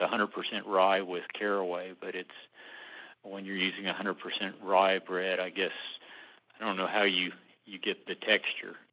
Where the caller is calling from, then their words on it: Dallas, Texas, United States; I'm calling from Dallas, Texas